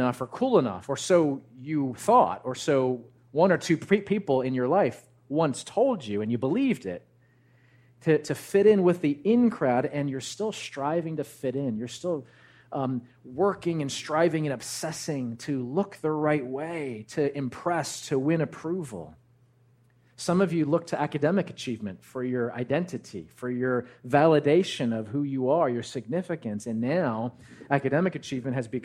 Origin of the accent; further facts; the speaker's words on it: New Jersey, United States; I grew up actually in Central Jersey